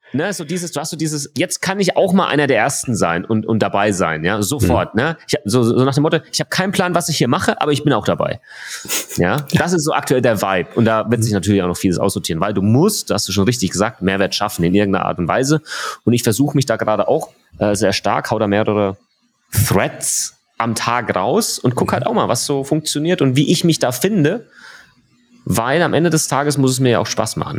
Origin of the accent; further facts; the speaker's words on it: Germany; bei uns in Deutschland